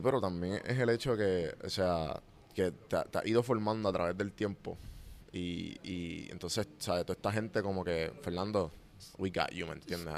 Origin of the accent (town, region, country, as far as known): Puerto Rico; now in Atlanta, United States